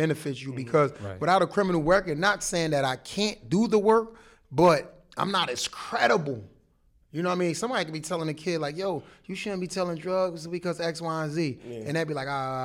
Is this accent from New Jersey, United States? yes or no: yes; Jersey City, New Jersey, United States; growing up in Jersey City.